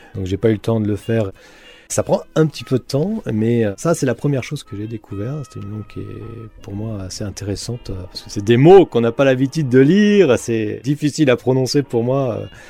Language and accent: French; Poitiers, Nouvelle-Aquitaine, France; now in Béarn, France; je suis originaire de Poitiers. J'ai toute ma famille là-bas